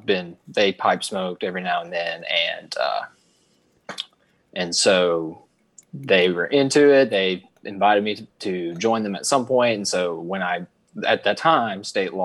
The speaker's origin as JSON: {"language": "English", "region": "Alabama", "country": "United States", "said": "So I'm 23 years old. I'm from Alabama."}